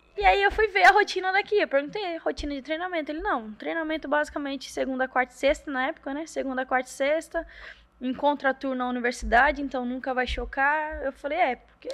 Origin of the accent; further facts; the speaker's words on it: Balneário Camboriú, Santa Catarina, Brazil; also born or lived in Paraná; now in Fortaleza, Brazil; Eu sou nascida no Paraná, mas fui com sete anos para Santa Catarina, então minha vida, a maior parte foi ali.